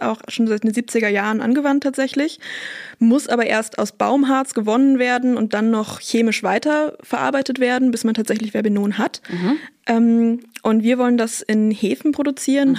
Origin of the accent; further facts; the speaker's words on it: Bremen, Germany; moved away as an adult; now in Münster, Germany; Ich komme eigentlich aus Bremen und bin dann aber nach Münster gezogen zum Studieren